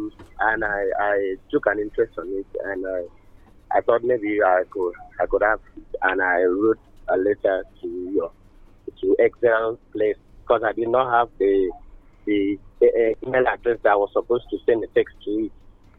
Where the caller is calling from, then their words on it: Uyo, Akwa Ibom, Nigeria; I'm calling from Uyo.